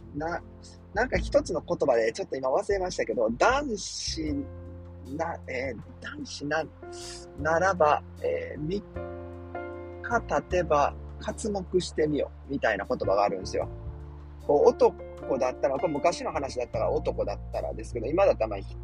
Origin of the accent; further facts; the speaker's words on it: Kansai, Japan; moved away as an adult; also born or lived in Yokohama; now in New York, United States; 僕関西人なんですね。